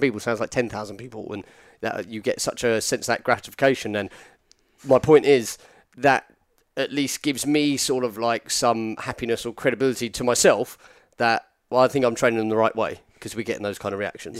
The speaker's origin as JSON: {"language": "English", "area": "near Petersfield", "region": "South East England", "country": "United Kingdom", "tie": "born or raised there", "said": "to say I'm from Petersfield is just like a blatant lie"}